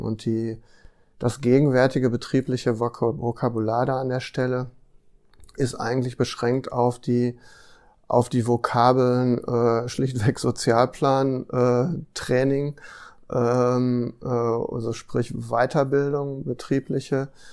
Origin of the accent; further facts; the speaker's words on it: Ruhr area, North Rhine-Westphalia, Germany; ich komme zum Beispiel aus einem, aus einem Ruhrgebiet